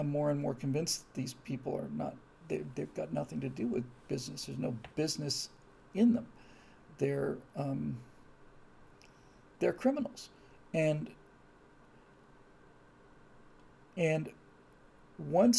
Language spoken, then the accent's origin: English; Florida, United States; moved away; I was raised in Florida